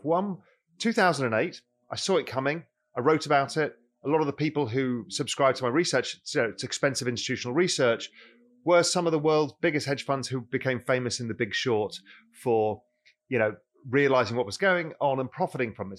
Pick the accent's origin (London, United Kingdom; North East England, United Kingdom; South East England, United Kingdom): London, United Kingdom; moved away as an adult; also born or lived in Mediterranean coast of Spain; now in Spain; I grew up in London